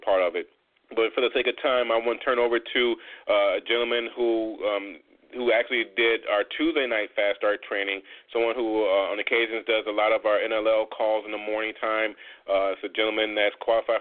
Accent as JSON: {"language": "English", "region": "Illinois", "country": "United States", "tie": "born or raised there", "said": "my home state of Illinois"}